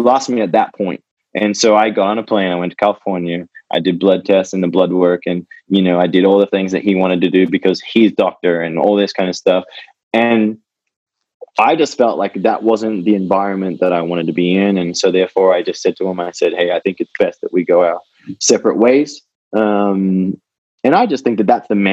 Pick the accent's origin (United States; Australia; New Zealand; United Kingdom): Australia; born or raised there; moved away as an adult